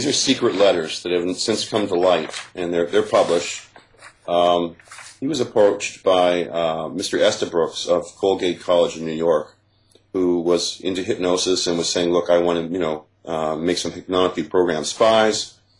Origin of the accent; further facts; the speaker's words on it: Toronto, Ontario, Canada; I'm a Canadian, born in Toronto to American parents.